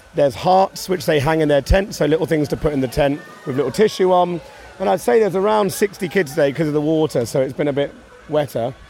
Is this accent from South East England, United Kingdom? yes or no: yes; Maidstone, South East England, United Kingdom; moved away; I grew up in Maidstone in Kent